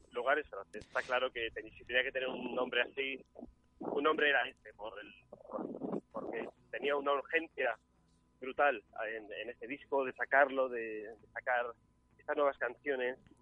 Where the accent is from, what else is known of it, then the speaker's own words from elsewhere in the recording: Mallorca, Balearic Islands, Spain; yo soy mallorquín